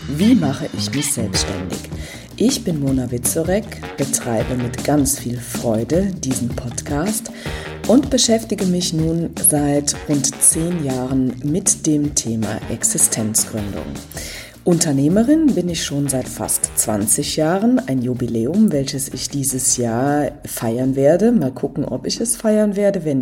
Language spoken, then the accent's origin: German; Rhineland, Germany; Ich bin selber auch aus dem Rheinland